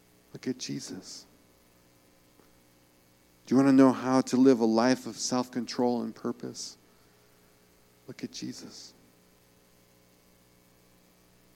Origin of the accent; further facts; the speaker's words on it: New York, United States; I'm from New York